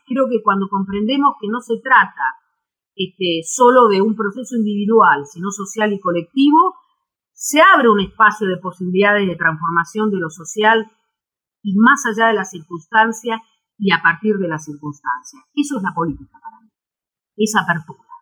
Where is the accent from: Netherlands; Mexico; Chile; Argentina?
Argentina